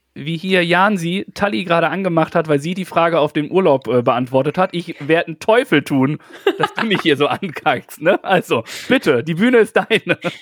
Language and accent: German; North Rhine-Westphalia, Germany; ich komme ja aus Westfalen. Ich glaube aber, wir sind so gut äh, hochdeutschmäßig unterwegs, weil ich nicht aus dem Ruhrpott komme